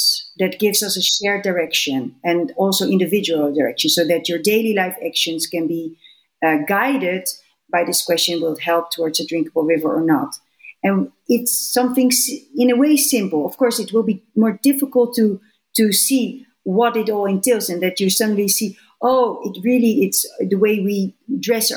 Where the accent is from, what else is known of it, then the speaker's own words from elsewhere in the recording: Netherlands; I'm from the Netherlands